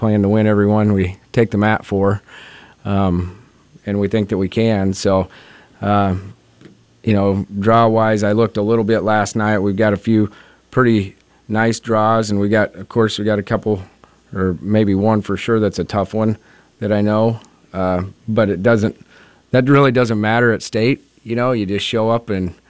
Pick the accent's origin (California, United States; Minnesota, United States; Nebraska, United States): Nebraska, United States; Mullen; I'm from Mullen and I coach